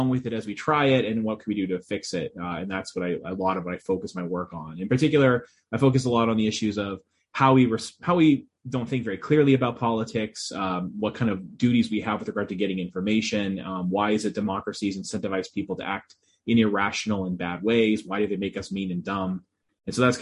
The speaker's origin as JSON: {"language": "English", "town": "Boston", "region": "Massachusetts", "country": "United States", "said": "I'm originally from the Boston area, but I don't have a Boston accent."}